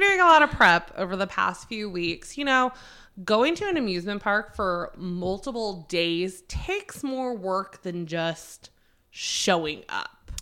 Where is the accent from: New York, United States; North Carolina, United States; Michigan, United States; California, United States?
North Carolina, United States; also born or lived in Maryland; I was born in Maryland. I have spent my entire adult life, starting from, like, eleven year old, eleven years old to now in North Carolina.